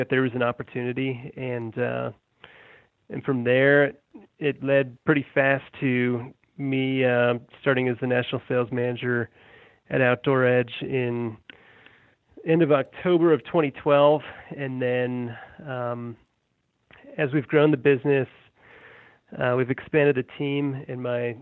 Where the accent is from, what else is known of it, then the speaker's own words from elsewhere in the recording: Colorado, United States; also born or lived in Massachusetts / Denver; I was born in Massachusetts, and my family's from New England, and my parents moved me and my brother out to Colorado when we were little kids, and I've been out here ever since